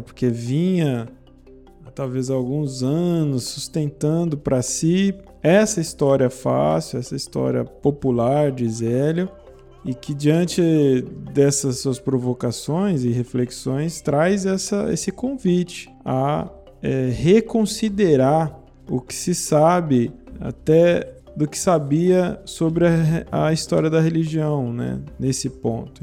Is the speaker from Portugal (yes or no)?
no; Brazil; eu sou brasileiro